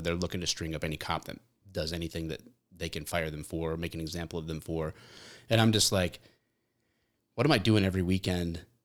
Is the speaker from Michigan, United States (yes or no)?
yes; Michigan, United States